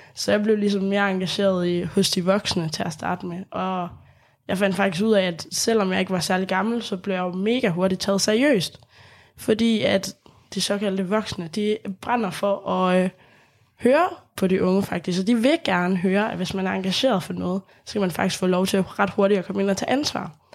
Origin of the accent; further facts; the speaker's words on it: Lemvig, Central Denmark Region, Denmark; Jeg kommer selv fra Lemvig, så det er sådan, Deep, deep west